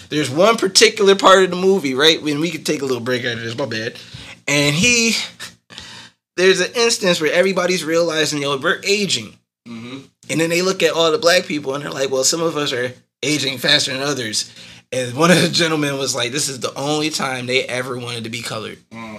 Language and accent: English; Arkansas, United States; also born or lived in Ghana; my parents are from Ghana. I was born there, but I have nothing, no clue about it. I grew up in Arkansas.